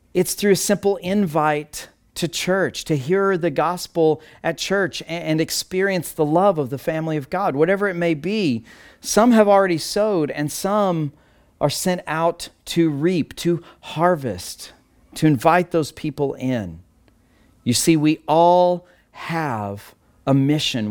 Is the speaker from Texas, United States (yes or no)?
yes; Texas Panhandle, United States; I grew up in the Texas Panhandle in the middle of cattle country and wheat